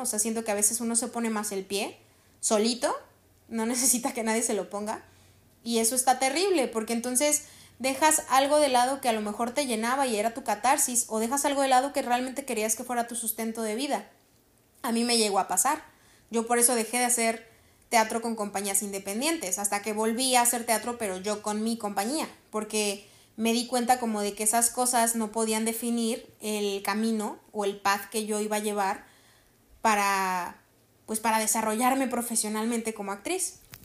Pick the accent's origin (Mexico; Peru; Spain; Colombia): Mexico; Cerritos, San Luis Potosí; aquí en mi pueblo, o sea, aquí en Cerritos